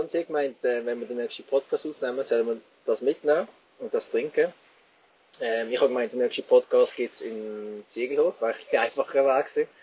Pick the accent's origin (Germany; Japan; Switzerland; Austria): Switzerland; Bei uns in der Schweiz sind mittlerweile wieder Clubs aufgegangen.